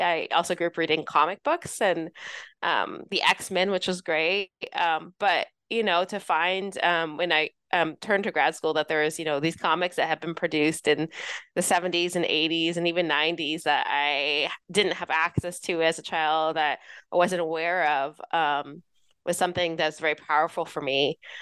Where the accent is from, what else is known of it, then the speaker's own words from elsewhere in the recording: Los Angeles, California, United States; moved away as an adult; also born or lived in New York City / Florida; I grew up in Southern California, uh, Los Angeles area.